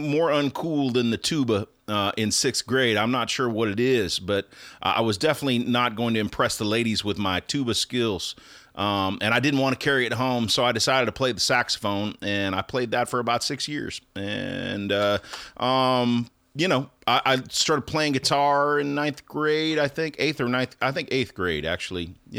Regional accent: North Dakota, United States; So I grew up in North Dakota and we didn't have a lot of options for, you know, getting into music.

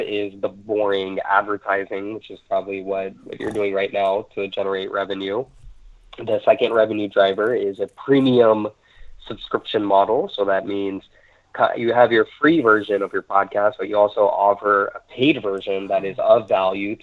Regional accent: United States; I'm born and raised in the United States

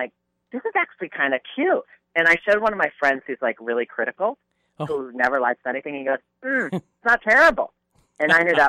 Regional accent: New York area, United States; I was from the New York area

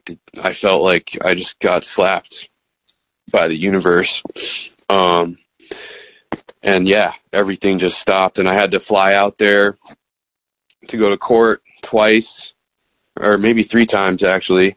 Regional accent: Massachusetts, United States; I'm back in Mass, watching dispensaries pop up in my hometown

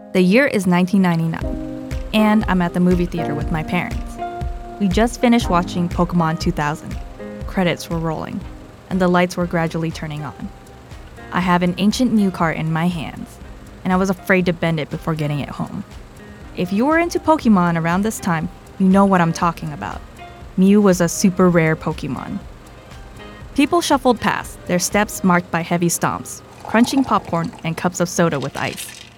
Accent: United States; I am American and of Chinese heritage, technically Chinese and Vietnamese heritage

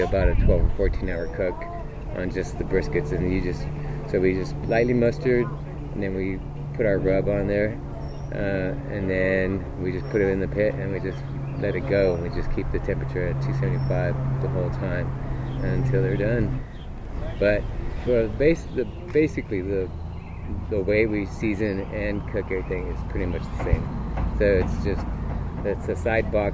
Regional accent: between Kingsville and Alice, South Texas, United States; It's between Kingsville and Alice, Texas.

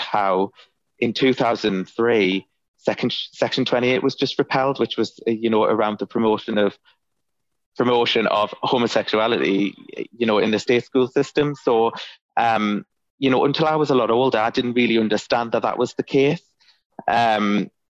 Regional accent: Ashington, North East England, United Kingdom; moved away; I grew up in Ashington in Northumberland. And albeit I don't live there anymore

